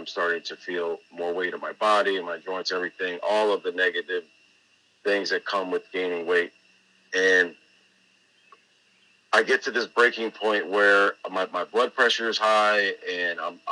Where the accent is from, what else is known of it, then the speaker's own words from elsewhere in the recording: Tampa, Florida, United States; moved away as an adult; also born or lived in New England; moving back to my home state, my own old stomping grounds in Tampa, Florida.